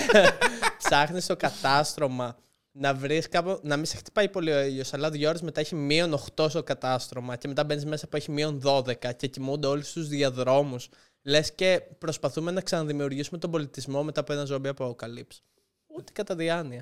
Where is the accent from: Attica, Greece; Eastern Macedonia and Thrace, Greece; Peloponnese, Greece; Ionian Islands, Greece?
Ionian Islands, Greece; Lefkada; moved away; Εγώ είμαι από Λευκάδα